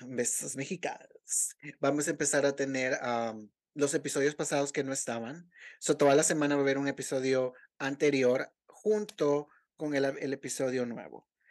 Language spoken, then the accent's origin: Spanish; El Salvador